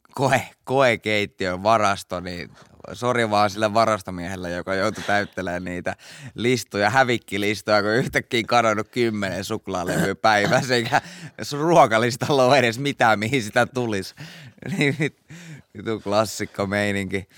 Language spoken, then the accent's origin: Finnish; Pori, Satakunta, Finland